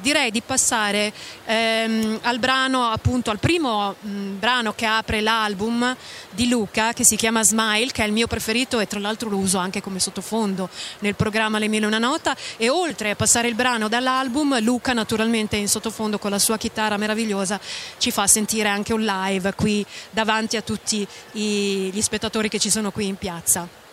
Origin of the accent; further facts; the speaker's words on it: Bologna, Emilia-Romagna, Italy; Anch'io da bolognese